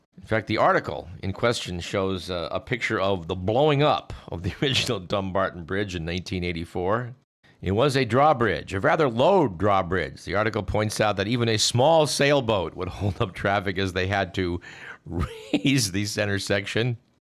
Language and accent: English; Newark, California, United States; what was my hometown